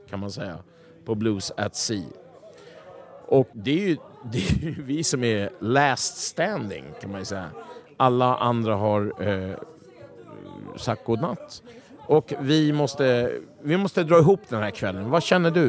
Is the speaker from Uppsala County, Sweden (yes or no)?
no; Stockholm, Stockholm County, Sweden; jag kommer ifrån Vällingby.